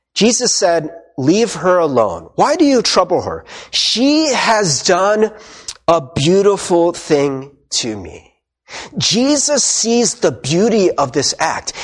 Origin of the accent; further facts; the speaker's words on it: United States; we went as Korean American